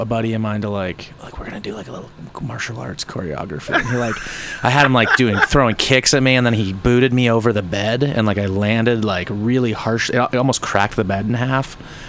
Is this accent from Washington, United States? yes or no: yes; Gig Harbor, Washington, United States; born or raised there; also born or lived in Ellensburg, Washington